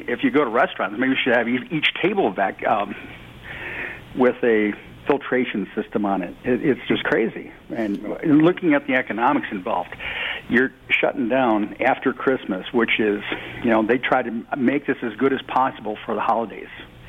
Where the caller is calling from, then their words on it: Roscoe, Illinois, United States; also born or lived in South York, Ontario; I'm calling from Roscoe, Illinois, but I've adopted South York, Ontario.